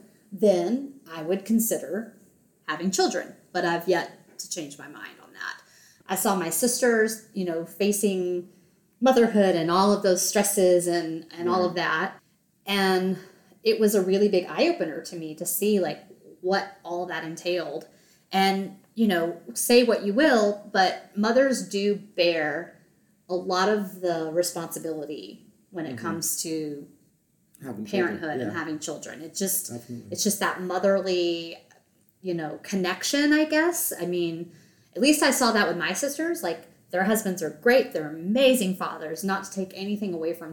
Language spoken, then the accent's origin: English; the South, United States; growing up in the South